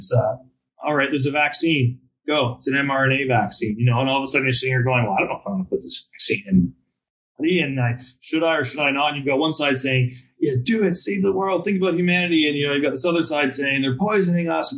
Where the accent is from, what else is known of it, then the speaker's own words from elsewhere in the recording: Canada; English is a second language; moved away as an adult; now in United States; I'm Canadian. I've lived down here and worked down here in America now for 6 or 7 years